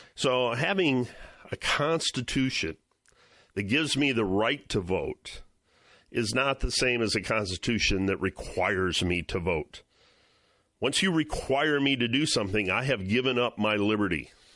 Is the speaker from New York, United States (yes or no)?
no; Ohio, United States; Cleveland, Ohio, my home state